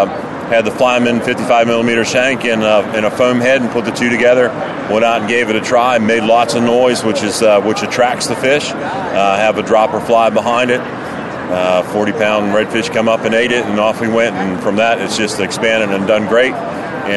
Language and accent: English; Oriental, North Carolina, United States; I'm from Oriental, North Carolina, a little coastal community on the lower Neuse River.